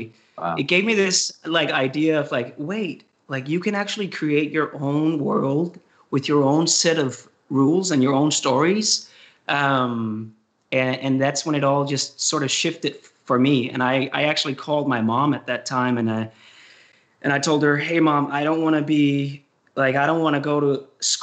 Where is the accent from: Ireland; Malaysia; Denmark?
Denmark; countryside near Copenhagen, Capital Region of Denmark; moved away as an adult; I'm from Denmark. I grew up in the countryside of Copenhagen, 1 hour from Copenhagen.